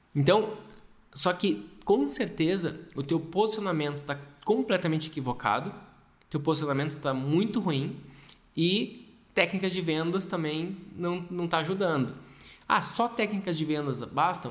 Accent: Gaúcho, Rio Grande do Sul, Brazil; Eu sou gaúcho

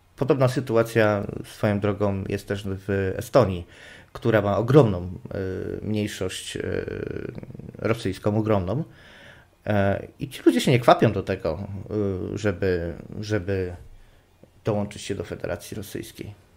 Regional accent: Silesian Voivodeship, Poland; jestem Ślązakiem. W moich rodzinnych stronach

